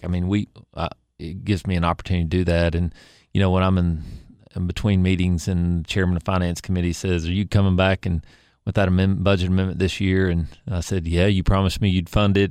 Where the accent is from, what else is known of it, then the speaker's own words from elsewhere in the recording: Kingsport, Tennessee, United States; I was born in Kingsport, uh, raised there, went to public school there